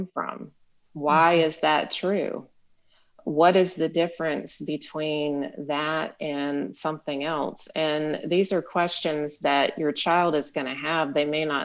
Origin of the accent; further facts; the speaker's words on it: South Carolina, United States; moved away as an adult; also born or lived in Utah; moving from the area where I grew up in South Carolina